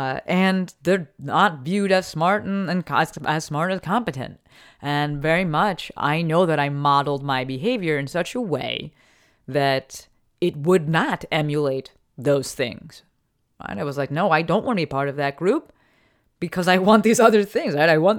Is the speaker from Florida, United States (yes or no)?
no; Newark, New Jersey, United States; also born or lived in Summit; But I grew up in Newark. We live with my grandparents. And then we moved to Summit, New Jersey.